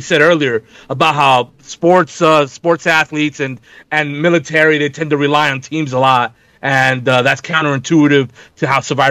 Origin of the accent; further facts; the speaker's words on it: New York, United States; as a New Yorker